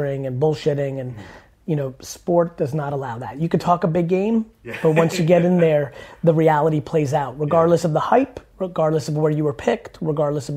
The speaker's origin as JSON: {"language": "English", "region": "New Jersey", "country": "United States", "tie": "born or raised there", "also_born_or_lived": "Soviet Union", "second_language": "English", "said": "I was born in the Soviet Union. I came to the U.S. as a young child, and when we moved to New Jersey"}